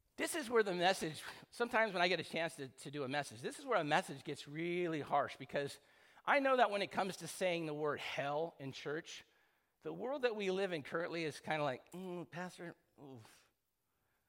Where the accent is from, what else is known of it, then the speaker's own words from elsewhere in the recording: San Clemente, California, United States; I grew up in San Clemente